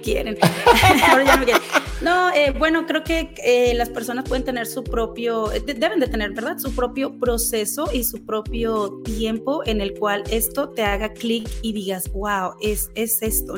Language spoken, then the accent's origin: Spanish; Mexico; moved away as an adult; now in Utah, United States; yo vengo de, eh, de, México, soy mexicana, mucha gente cree que soy colombiana, que soy venezolana, no, soy orgullosamente mexicana